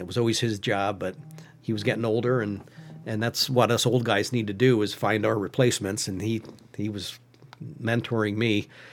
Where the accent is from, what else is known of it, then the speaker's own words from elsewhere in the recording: Western Schuylkill County, Pennsylvania, United States; Western Schuylkill County